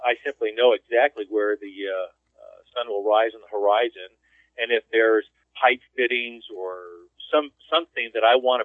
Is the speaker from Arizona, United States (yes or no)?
no; California, United States; also born or lived in Houston; now in Denver, United States; I'm originally from California.